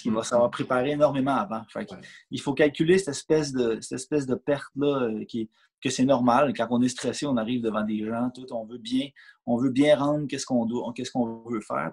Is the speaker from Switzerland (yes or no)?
no; Canada; je, demeure au Canada. Je suis né au Canada.